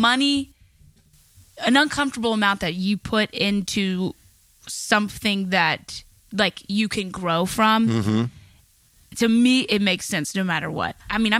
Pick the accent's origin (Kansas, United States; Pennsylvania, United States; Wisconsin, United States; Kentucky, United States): Kentucky, United States; I'm from Kentucky. My parents are cousins